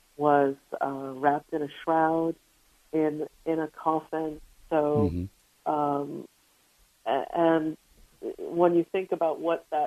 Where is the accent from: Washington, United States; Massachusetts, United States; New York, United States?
New York, United States; New York City; as a New Yorker